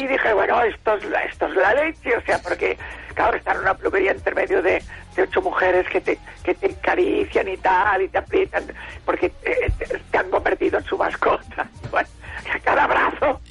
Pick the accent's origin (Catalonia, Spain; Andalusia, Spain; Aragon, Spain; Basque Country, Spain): Catalonia, Spain; Barcelona; also born or lived in Esparreguera; bajé a Barcelona con seis años, desde Esparraguera, que yo nací en Esparraguera y estuve estos seis años. Después iba por los veranos también a Esparraguera pero vivía todo el año en Barcelona